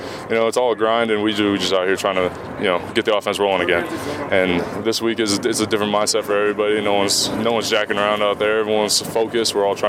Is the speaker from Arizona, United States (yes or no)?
no; Southern California, United States; moved away; I'm from Southern California, yeah.